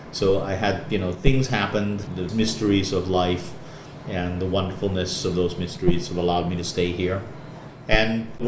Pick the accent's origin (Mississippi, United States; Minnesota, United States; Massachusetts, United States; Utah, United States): Massachusetts, United States; Boston; moved away as an adult; now in Vieques, Puerto Rico; I am originally from Boston